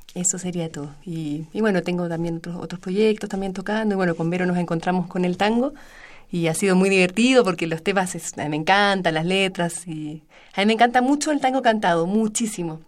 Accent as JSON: {"language": "Spanish", "country": "Chile", "said": "soy chilena."}